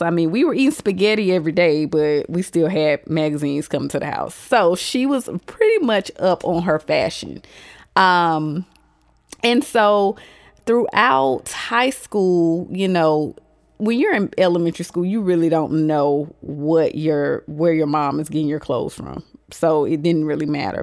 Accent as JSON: {"language": "English", "town": "Augusta", "region": "Georgia", "country": "United States", "said": "I am from Augusta, Georgia."}